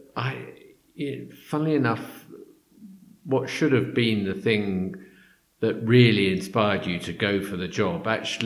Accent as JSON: {"language": "English", "region": "London", "country": "United Kingdom", "tie": "born or raised there", "said": "I grew up in London. Yeah. And I've lived in London all my life, really"}